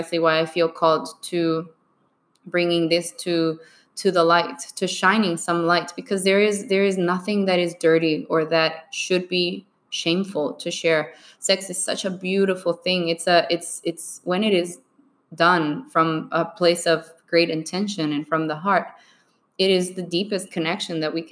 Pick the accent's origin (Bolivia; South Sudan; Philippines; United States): Bolivia; moved away; I was born and raised in Bolivia.